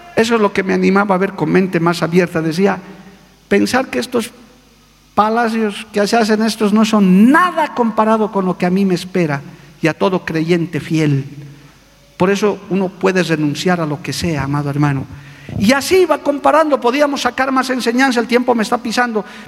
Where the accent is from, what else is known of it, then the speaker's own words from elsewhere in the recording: Bolivia; also born or lived in Cochabamba; yo soy boliviano, soy andino, todavía tengo algo de Aymara.